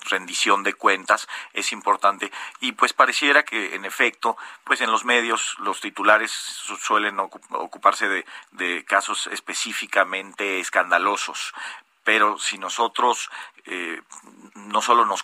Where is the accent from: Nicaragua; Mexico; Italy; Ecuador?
Mexico; creo que sí, que como Estado mexicano vamos, hemos ido caminando